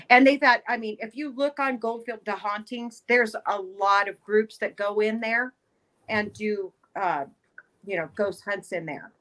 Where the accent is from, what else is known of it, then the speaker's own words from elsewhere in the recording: Bishop, California, United States; I was raised in Bishop